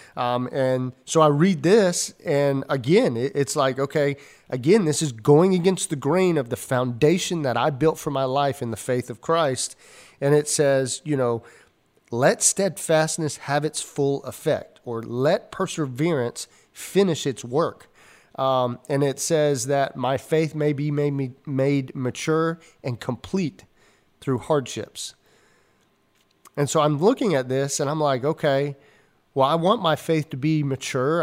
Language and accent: English; Georgia, United States; growing up in the South, I grew up in, uh, Georgia